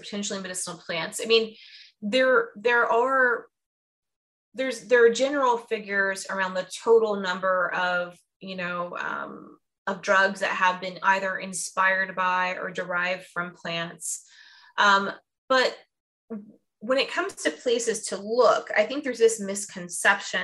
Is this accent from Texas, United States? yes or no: no; Fort Myers area, Southwest Florida near Sarasota, United States; now in Georgia, United States; I'm from Southwest Florida near Sarasota, Fort Myers area.